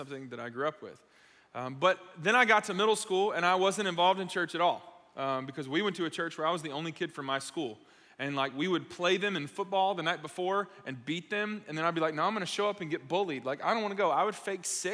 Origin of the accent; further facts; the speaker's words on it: Gwinnett County, Atlanta area, Georgia, United States; I grew up around here. I grew up over in Gwinnett County. I was born out of state, moved here when I was a kid